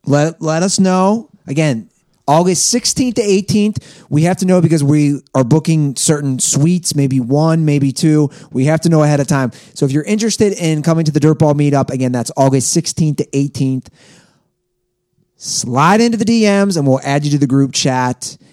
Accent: Ohio, United States; now in Venice Beach, California, United States; I left Ohio

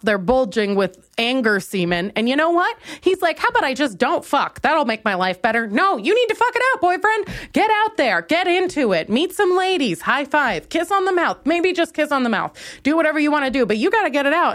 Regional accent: Minnesota, United States; now in Chicago, United States; I'm from Minnesota, so I've been around white people all my life

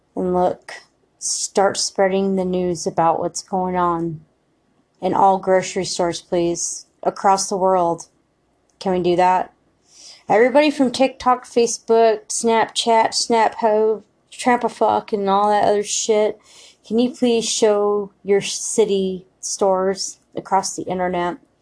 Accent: United States; we as American citizens

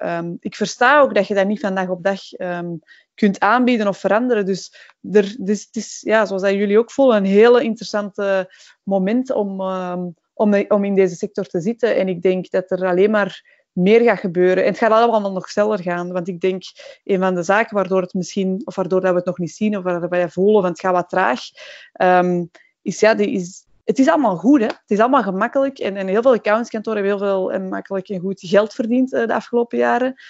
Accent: Belgium; we zeggen dat niet graag als Belgen

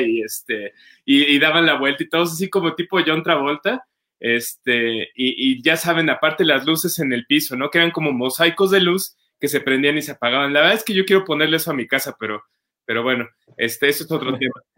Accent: Mexico; todos como mexicanos

